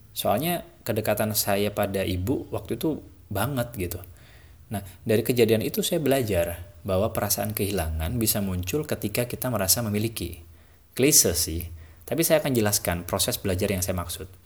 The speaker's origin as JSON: {"language": "Indonesian", "region": "Java", "country": "Indonesia", "said": "Apalagi saya ini orang Jawa ya saya tuh diajarin, orang Jawa itu nggak pernah mengenal istilah kerja."}